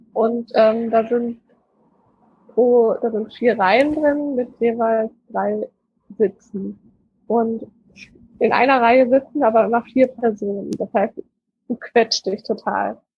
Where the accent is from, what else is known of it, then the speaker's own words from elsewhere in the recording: Germany; ich bin aus Deutschland